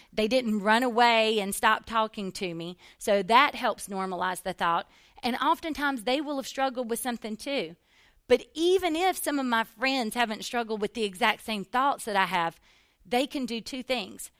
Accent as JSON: {"language": "English", "region": "the South", "country": "United States", "tie": "born or raised there", "said": "growing up in the South in church"}